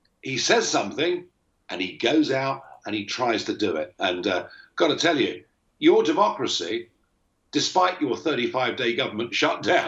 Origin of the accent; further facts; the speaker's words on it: England, United Kingdom; I'm English